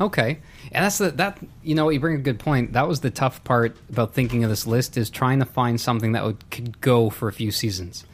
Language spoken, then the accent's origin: English; Canada